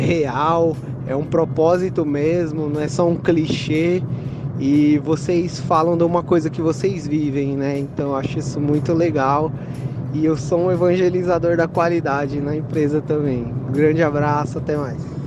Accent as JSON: {"language": "Portuguese", "region": "São Paulo", "country": "Brazil", "moved": "yes", "lives_now": "São José do Rio Preto, Brazil", "said": "sou de São Paulo, capital, mas estou morando em São José do Rio Preto, cidade do interior de São Paulo"}